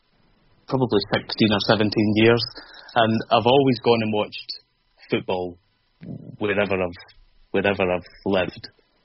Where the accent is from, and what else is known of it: Glasgow, Scotland, United Kingdom; also born or lived in Lake District / London; now in Southampton, United Kingdom